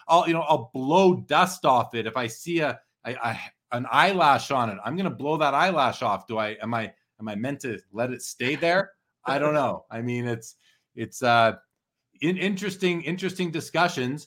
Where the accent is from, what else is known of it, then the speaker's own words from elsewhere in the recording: Canada; I'm Canadian